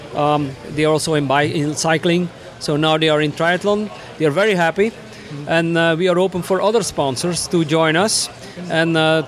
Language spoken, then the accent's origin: English; Belgium; English is a second language; I'm …. I'm from Belgium, born and raised, but traveled all over the world